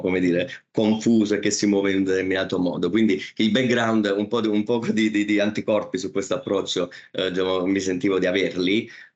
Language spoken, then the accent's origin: Italian; Naples, Campania, Italy; moved away as an adult; now in Mumbai, India; l'essere eh, napoletano